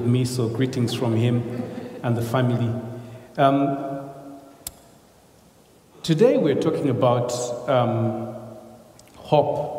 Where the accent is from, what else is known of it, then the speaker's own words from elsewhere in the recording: Uganda; I come from Uganda again, and my mother is a Muganda. My father was a Runyankore